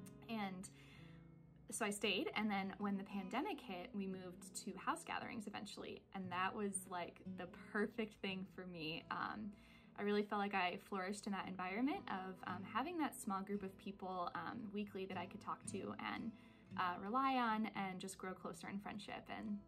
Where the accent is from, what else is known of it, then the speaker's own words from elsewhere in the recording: Midwest, United States; now in Seattle, United States; I'm actually not from Seattle originally. I moved from the Midwest to here right after college.